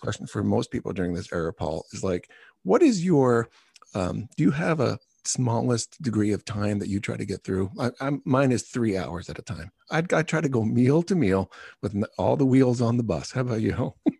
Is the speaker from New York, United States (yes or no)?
yes; Long Island, New York, United States; moved away as an adult; also born or lived in South Dakota / Chicago; I'm a guy from Long Island